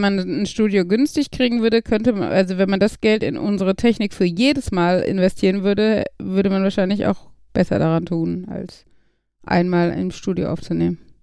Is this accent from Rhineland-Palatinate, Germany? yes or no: no; Gladbeck, North Rhine-Westphalia, Germany; bei uns in Gladbeck